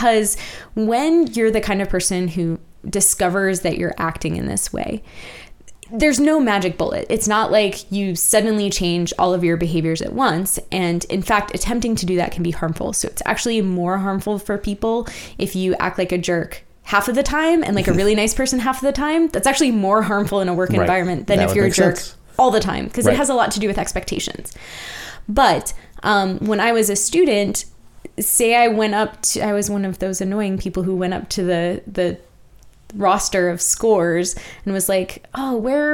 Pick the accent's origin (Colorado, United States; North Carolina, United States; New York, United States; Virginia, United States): Virginia, United States; moved away as an adult; also born or lived in Lawrence, Kansas; now in Kansas City area, United States; I'm from Virginia